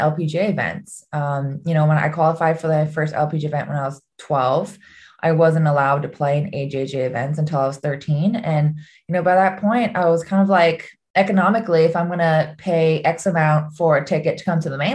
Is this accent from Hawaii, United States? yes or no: yes; Oahu, Hawaii, United States; growing up in Hawaii had a big part to do with my non-traditional path. I had played in everything in Oahu, in Hawaii